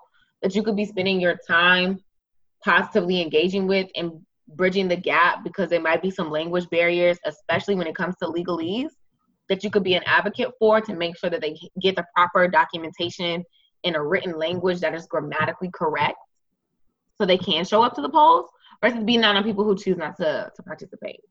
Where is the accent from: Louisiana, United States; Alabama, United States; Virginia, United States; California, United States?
Virginia, United States; moved away as an adult; now in Georgia, United States; I'm from the DMV. I'm from Virginia